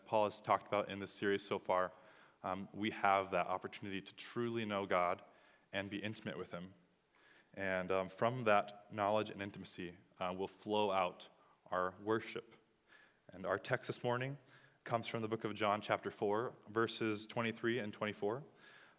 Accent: Iowa, United States; I am from Iowa.

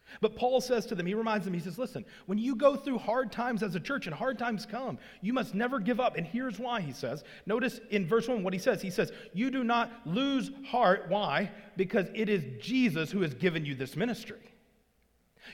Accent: Arkansas, United States; moved away; I grew up in Arkansas, as I said, and as I grew up in Arkansas

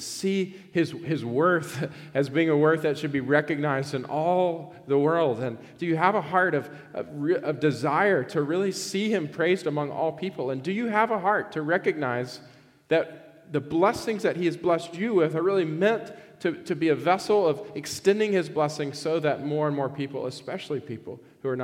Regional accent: Georgia, United States; I grew up in Georgia, which I think is one of the greatest states in the country, but I was a purebred Georgia boy

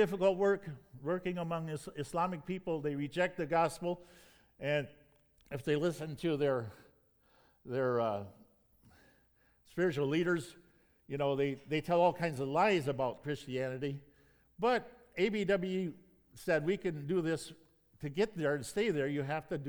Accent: Detroit, Michigan, United States; moved away as an adult; also born or lived in Greenville, South Carolina / Thailand; But I grew up in Detroit

